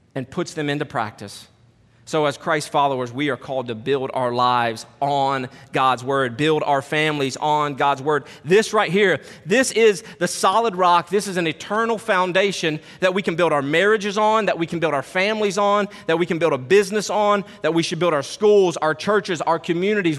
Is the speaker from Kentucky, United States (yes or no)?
yes; Kentucky, United States; now in Harrisonburg, United States; I'm from Kentucky